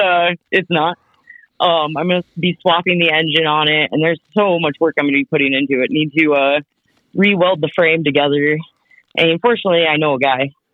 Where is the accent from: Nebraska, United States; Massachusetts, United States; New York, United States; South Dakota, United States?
South Dakota, United States; also born or lived in Sioux Falls, South Dakota / California; there was one in my hometown when I was a kiddo, just pure South Dakota.